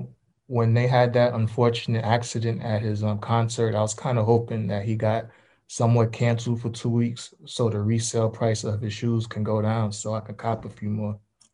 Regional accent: New York, United States; I'm from NY, so like if I wear them like out of state, I feel like I'm like stereotyping myself if I wear them.

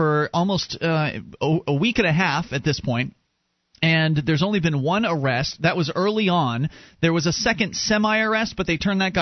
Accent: Florida, United States; now in New Hampshire, United States; Mark and I are originally from Florida

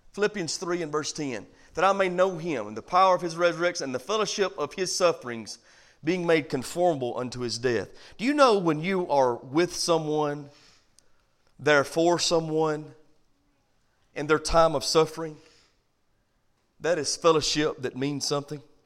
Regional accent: United States; I'm from America

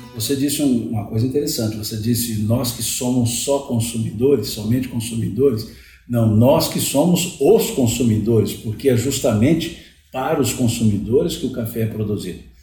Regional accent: Cerrado, Minas Gerais, Brazil; Eu estou no Cerrado há muitos anos, eu sou do Cerrado

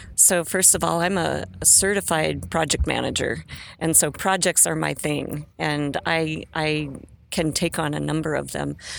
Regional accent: Great Falls, Montana, United States; I came from Great Falls, Montana, from a working class family.

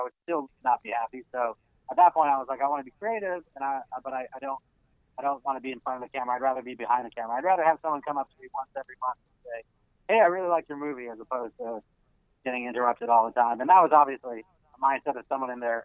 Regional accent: Los Angeles, California, United States; I was born and raised in Los Angeles. I'm from here, yeah. I grew up in Studio City in the Santa Ana Valley

